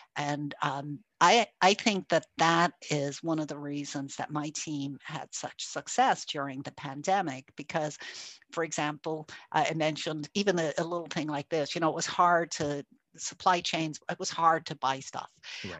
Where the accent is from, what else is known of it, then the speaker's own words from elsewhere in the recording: Ireland; also born or lived in Germany; now in United States; I'm actually an immigrant. I'm originally from Ireland, uh, and I have lived in Germany and moved to the US a long time